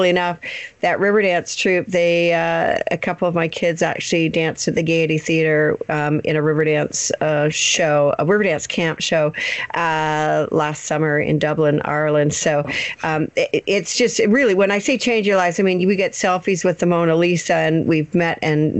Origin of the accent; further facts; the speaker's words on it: Canada; We're actually Canadian